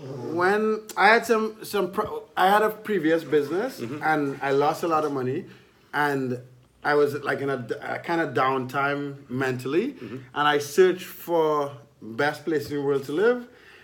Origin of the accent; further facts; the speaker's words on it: Trinidad & Tobago; moved away as an adult; also born or lived in Baltimore / Miami / Texas / Edmonton; now in Nicaragua; I grew up in Trinidad and Tobago. I left when I was 18 to study in the United States. I studied mathematics in Baltimore. Since then, I've lived in Baltimore, Miami, Texas. I lived in Canada for a year. I lived in Edmonton, Costa Rica, Colombia, Nicaragua